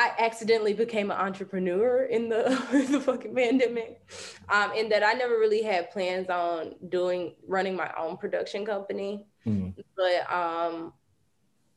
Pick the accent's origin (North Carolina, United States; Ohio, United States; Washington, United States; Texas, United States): North Carolina, United States; rural; moved away; we didn't have access to this like in rural North Carolina